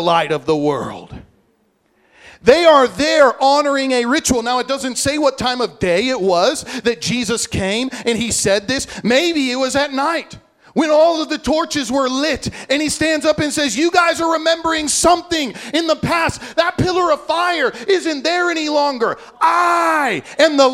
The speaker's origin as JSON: {"language": "English", "region": "Illinois", "country": "United States", "tie": "born or raised there", "moved": "yes", "lives_now": "Hawaii, United States", "said": "I grew up in Illinois."}